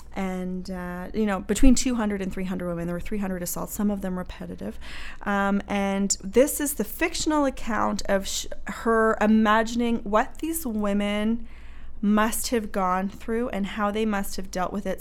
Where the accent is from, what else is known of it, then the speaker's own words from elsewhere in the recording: Halifax, Nova Scotia, Canada; I'm from Halifax